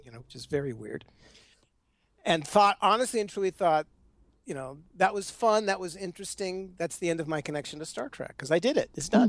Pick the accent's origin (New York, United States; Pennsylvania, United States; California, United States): California, United States; Los Angeles; moved away; I was out there in LA. Uh, which is where I which is where I grew up